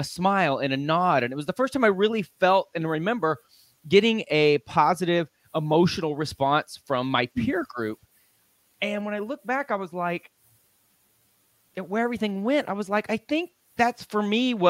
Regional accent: Lubbock, Texas, United States; now in Dallas, United States; I'm a Texas boy. I live in Dallas now, but I grew up in West Texas, out in Lubbock, Texas

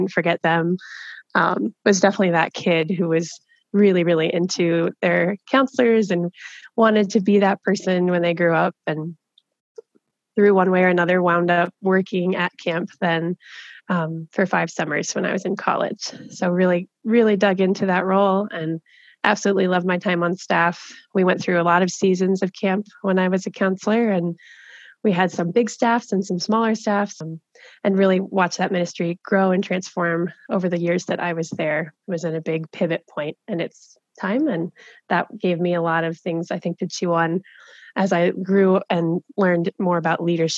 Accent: Maryland, United States; moved away; I am from Maryland originally. I grew up on the East Coast in the mountains there

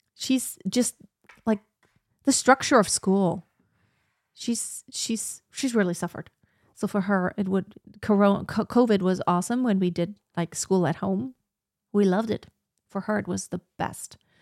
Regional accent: Germany; also born or lived in United States / Texas; it's where I was born. It's my home country.

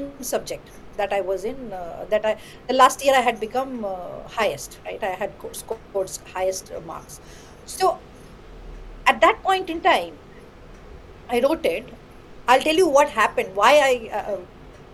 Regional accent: West Bengal, India; first language Bengali; English is a second language; also born or lived in Kolkata; I used to be in a very small town in West Bengal, learning in my own mother tongue, Bengali

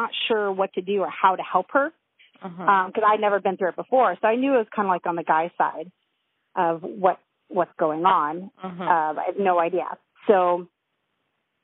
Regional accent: Loma Linda, California, United States; I was born at home in Loma Linda

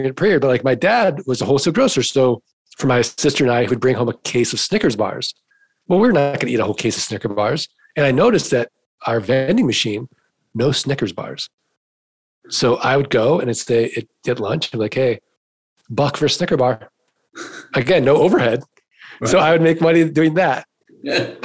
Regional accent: St. Louis, Missouri, United States; now in Arizona, United States

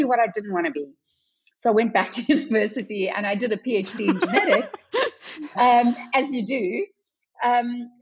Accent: South Africa; moved away as an adult; also born or lived in London; because I'm South African

